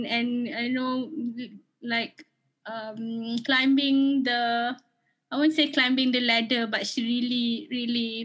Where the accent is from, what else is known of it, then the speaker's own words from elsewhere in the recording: Malaysia; we as a Malaysian